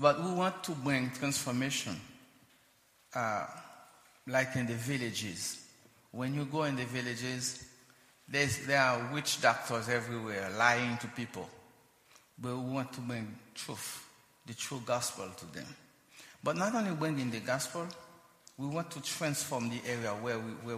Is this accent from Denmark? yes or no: no; Haiti; also born or lived in United States; We're native Haitian. Both of us were born and raised in Haiti